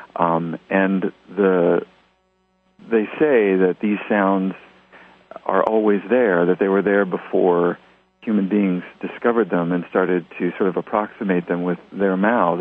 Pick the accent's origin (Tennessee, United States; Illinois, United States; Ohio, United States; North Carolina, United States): Tennessee, United States; also born or lived in New Jersey; I was born in New Jersey and grew up in Tennessee